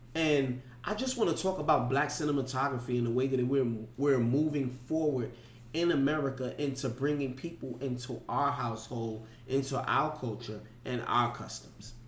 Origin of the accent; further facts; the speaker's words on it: New York, United States; I'm from New York